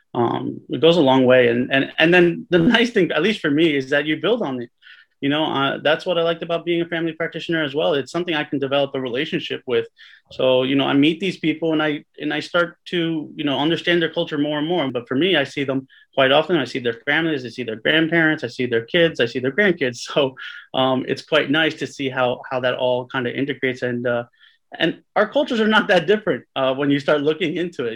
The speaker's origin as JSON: {"language": "English", "town": "Cliffside Park", "region": "New Jersey", "country": "United States", "tie": "born or raised there", "also_born_or_lived": "Hudson County, New Jersey", "said": "I was born in Hudson County, raised right outside of Hudson County in Cliffside Park"}